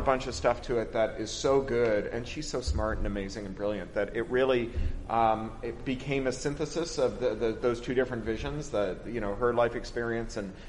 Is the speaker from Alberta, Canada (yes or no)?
no; Toronto, Ontario, Canada; growing up in Toronto